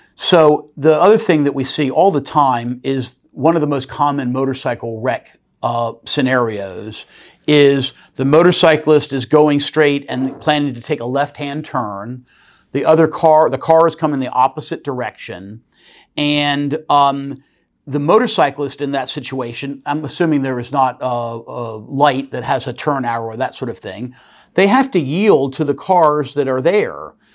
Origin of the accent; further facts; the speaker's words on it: Norfolk, Virginia, United States; here in my hometown of Norfolk, Virginia